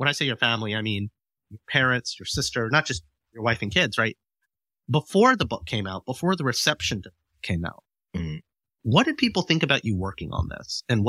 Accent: India; Like my wife is Chinese American and I'm Indian and we're both Asians, but man, there's night and day between those two.

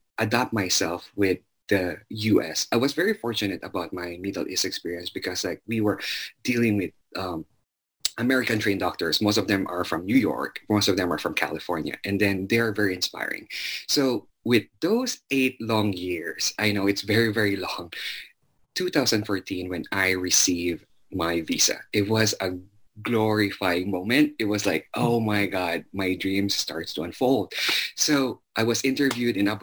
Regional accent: Zamboanga City, Zamboanga Peninsula, Philippines; moved away as an adult; now in United States; I was born and raised in Zamboanga City

